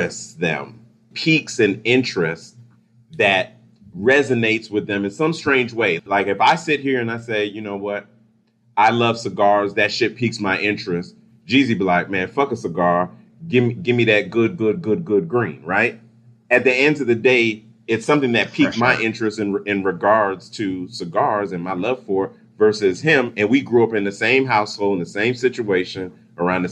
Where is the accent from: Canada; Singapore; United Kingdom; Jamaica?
Jamaica; moved away; also born or lived in Miami; I come from Jamaica, true melting pot